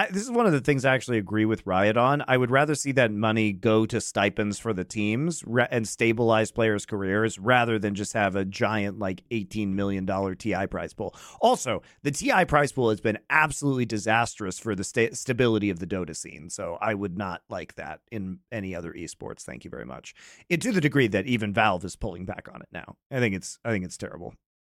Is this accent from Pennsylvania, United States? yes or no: no; Colorado, United States; I'm not actually from Denver. I'm from north of like an hour north, 60 miles north of Denver.